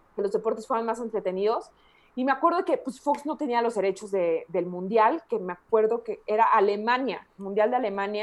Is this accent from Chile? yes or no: no; La Piedad, Michoacán, Mexico; moved away; also born or lived in Guadalajara; soy michoacana y más que soy de la piedad